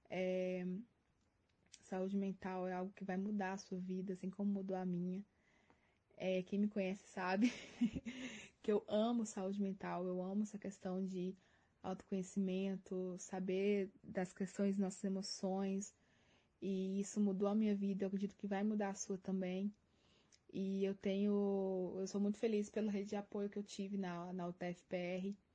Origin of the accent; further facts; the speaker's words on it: Minas Gerais, Brazil; now in Curitiba, Brazil; Não sou de Curitiba, eu vim de Minas Gerais. É, e eu sei o quanto é difícil, né? A questão de você adaptar em um lugar totalmente diferente, novas pessoas, nova cultura.